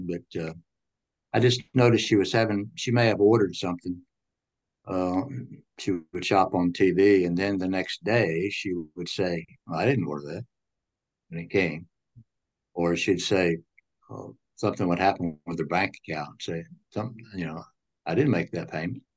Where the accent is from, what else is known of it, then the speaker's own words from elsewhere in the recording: Franklin, Tennessee, United States; I grew up in Franklin, Tennessee.